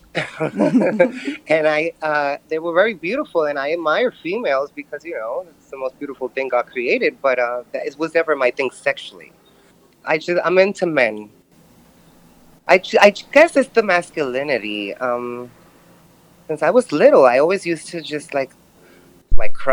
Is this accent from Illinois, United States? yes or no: no; New York City, New York, United States; I'm born and raised in Brooklyn, New York